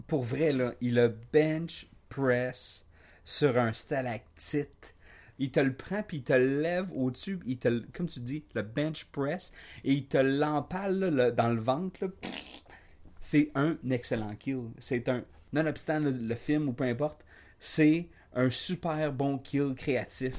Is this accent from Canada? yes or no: yes; Quebec, Canada; moi, moi, je suis un Québécois du Québec